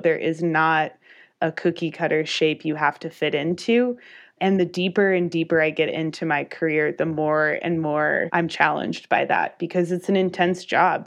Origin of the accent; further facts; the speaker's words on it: Albuquerque, New Mexico, United States; moved away as an adult; also born or lived in Durango, Colorado; I knew I wanted to leave my hometown, Albuquerque, New Mexico